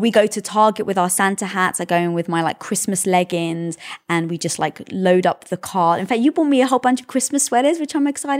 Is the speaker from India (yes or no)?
no; United Kingdom; obviously being British, we never celebrated Thanksgiving